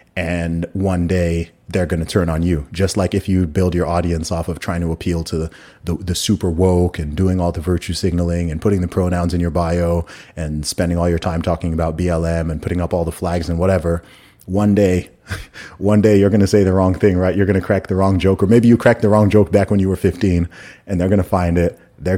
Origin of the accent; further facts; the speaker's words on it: Saudi Arabia; accent: American; I grew up in Saudi Arabia. I went to an American school. Like, this is just how I talk. I'm not going to sound like … or …. Like, I didn't grow up in London.